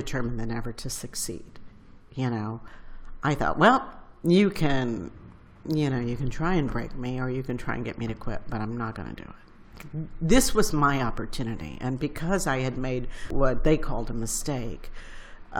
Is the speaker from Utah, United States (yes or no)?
no; San Antonio, Texas, United States; moved away as an adult; I was from San Antonio, and I was a very smart girl, but very poor